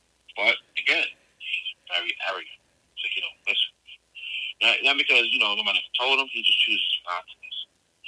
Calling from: Delaware, United States; I'm calling from Delaware.

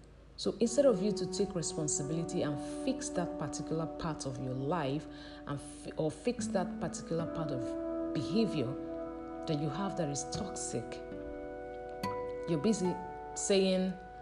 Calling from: Nigeria; I'm speaking from Nigeria, and in Nigeria it's 7:54 a.m.

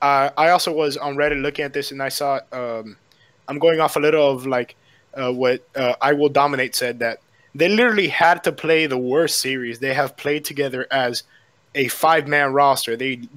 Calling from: Miami, Florida, United States; I'm calling from Miami, Florida.

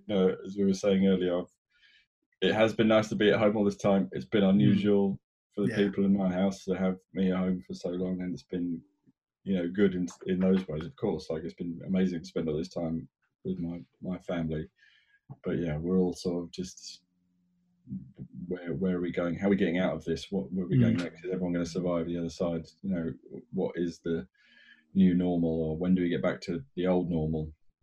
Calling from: Bath, South West England, United Kingdom; production manager with …, and I am calling from Bath.

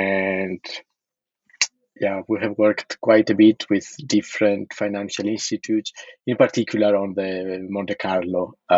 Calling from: Paris, Île-de-France, France; also born or lived in Berkeley / Cambridge, Massachusetts; Yes, I am calling from Paris.

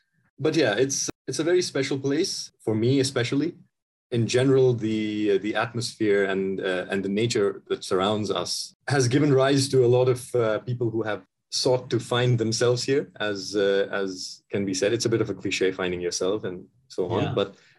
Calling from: Himachal Pradesh, India; So I am currently sitting in the state of Himachal Pradesh in India. And this is near the Himalayas.

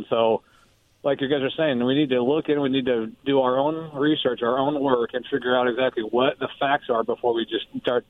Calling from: Pasco, Washington, United States; This is … in Pasco.

